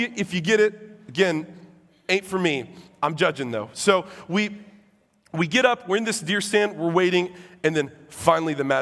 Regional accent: Illinois, United States; I'm from Illinois

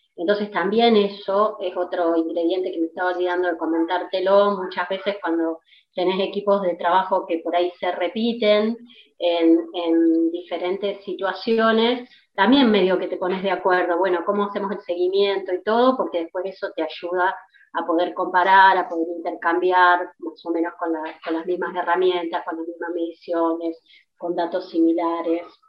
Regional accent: Argentina; como típicamente argentino

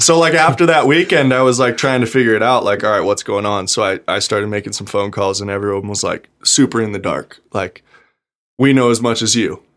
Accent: Gardnerville, Nevada, United States; also born or lived in South Lake Tahoe; I was born in South Lake Tahoe, raised in Gardnerville my whole life

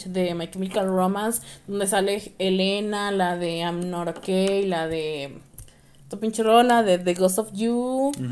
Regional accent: Mexico; pero pues yo también nací en el centro, güey. Sí, güey. Pues o sea, está mi casa. Ahí somos mexicanos

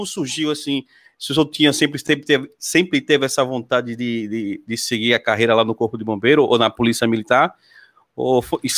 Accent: Pacatuba, Sergipe, Brazil; fica próximo da minha terra lá, Pacatuba, que eu sou

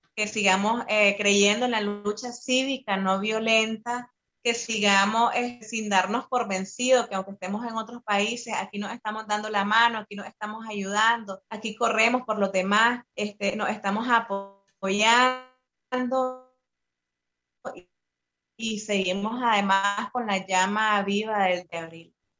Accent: Nicaragua; moved away as an adult; now in Costa Rica; yo soy parte de la unidad de exiliados nicaragüenses, que es una de las organizaciones más fuertes de acá de Costa Rica

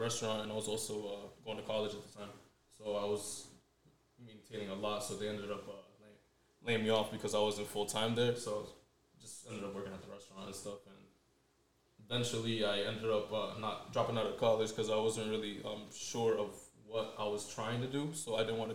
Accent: Central Falls, Rhode Island, United States; pretty much started off CF, Central Falls. I've pretty much been living there my whole life

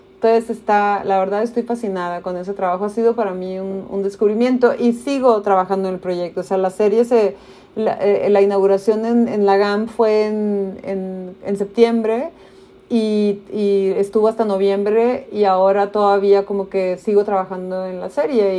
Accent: Tijuana, Baja California, Mexico; also born or lived in United States; yo crecí en Tijuana con un pasaporte de Estados Unidos

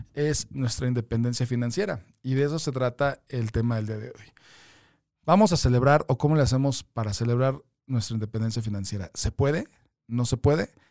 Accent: Mexico; todos como mexicanos

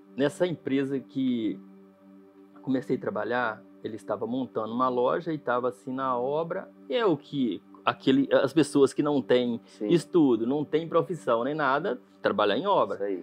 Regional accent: Jequeri, Minas Gerais, Brazil; Jiquiri, Minas Gerais. Uma cidadezinha bem no interior mesmo, lá da. A cidade mais próxima, assim, conhecida é Ponte Nova

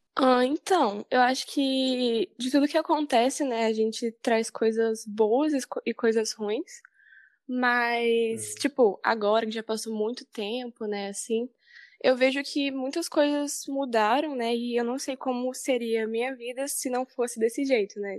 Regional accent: Vila Velha, Espírito Santo, Brazil; eu sou aqui de Vila Velha mesmo

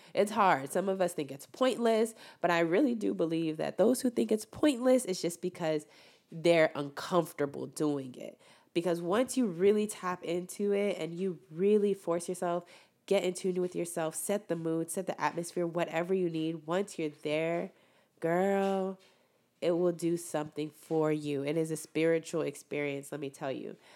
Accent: Rio Grande Valley, Texas, United States; born or raised there; moved away

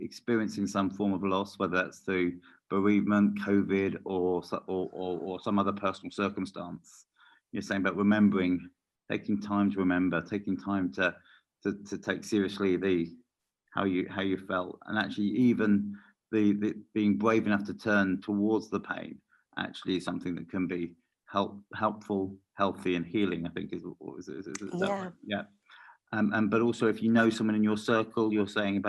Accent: United Kingdom; We're very British

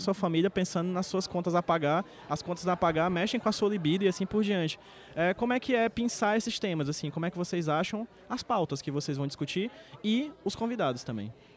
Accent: Northeast Brazil, Brazil; eu sou nordestino

